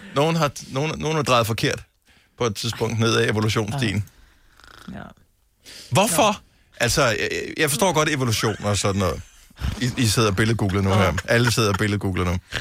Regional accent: Funen, Southern Denmark, Denmark; jeg er opvokset på Fyn

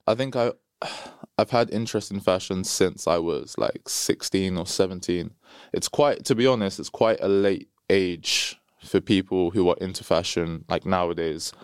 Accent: London, United Kingdom; I'm from London

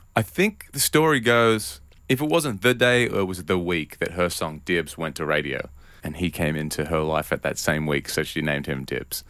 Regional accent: Newcastle, New South Wales, Australia; moved away; I grew up, uh, in a town called Newcastle

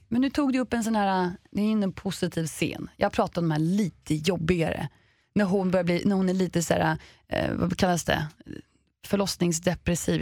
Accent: Sweden; vi svenskar

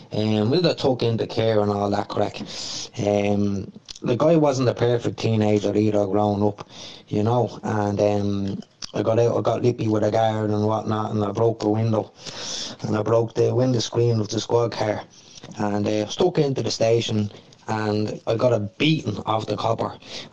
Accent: Dublin, Leinster, Ireland; I grew up in Darndale years ago

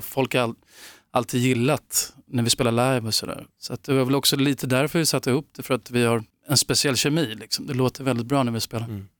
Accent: Upplands Väsby, Stockholm County, Sweden; jag växte upp i Väsby, Upplands Väsby utanför Stockholm

